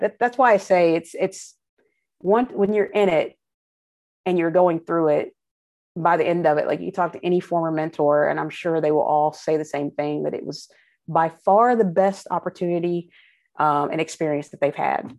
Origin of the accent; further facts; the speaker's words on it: Frankfort, Kentucky, United States; moved away; I'm from Frankfurt originally